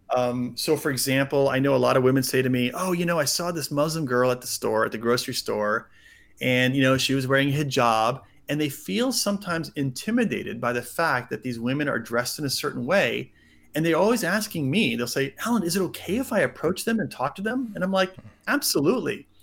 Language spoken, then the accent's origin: English; United States; I grew up mostly in the States.